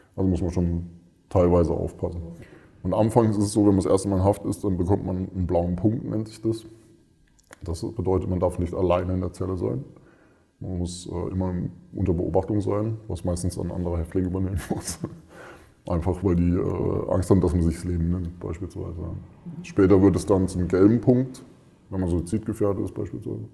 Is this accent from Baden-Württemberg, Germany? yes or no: yes; Freiburg, Baden-Württemberg, Germany; also born or lived in Mönchengladbach, North Rhine-Westphalia; Ich komme ursprünglich, also gebürtig aus Mönchengladbach, Nordrhein-Westfalen. Bin aber relativ früh nach Freiburg mit meinen Eltern gezogen, bin dort groß geworden